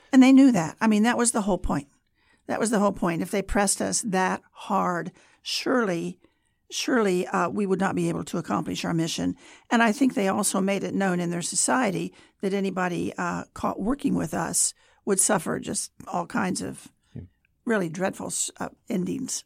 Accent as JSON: {"language": "English", "region": "Kansas", "country": "United States", "also_born_or_lived": "Germany", "moved": "as an adult", "said": "I was from Kansas"}